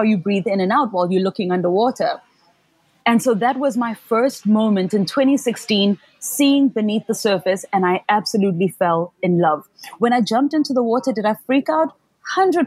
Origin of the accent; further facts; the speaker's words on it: Soweto, Gauteng, South Africa; I grew up in Soweto, which is like a township or a location 6 hours from the nearest sea